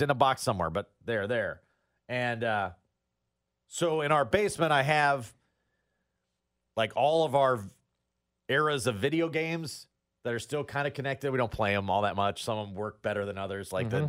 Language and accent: English; Iowa, United States; I am from Iowa.